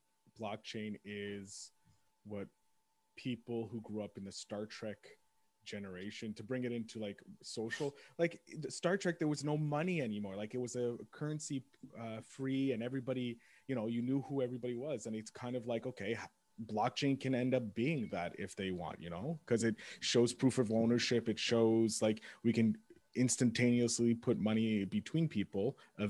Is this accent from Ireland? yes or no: no; England, United Kingdom; having the English and French names but being English, you know, so that's where I get it from.